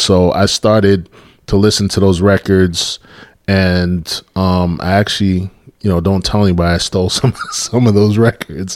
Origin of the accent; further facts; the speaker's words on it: New York City, New York, United States; moved away as an adult; growing up in New York, you know, I had a heavy influence with Caribbean music